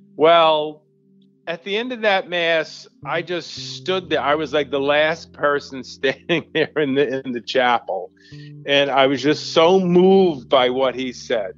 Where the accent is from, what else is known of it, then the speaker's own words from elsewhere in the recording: Long Island, New York, United States; I grew up in Long Island, in suburbia